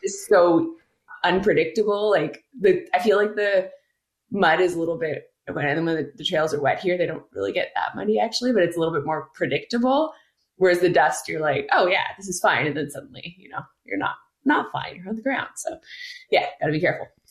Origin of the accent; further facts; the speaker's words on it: Quebec, Canada; growing up in Quebec, cross-country skiing